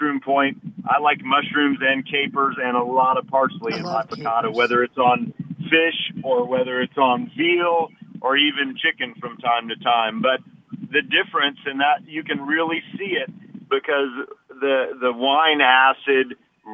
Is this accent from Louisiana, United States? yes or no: yes; Lafayette, Louisiana, United States; my heritage growing up in Lafayette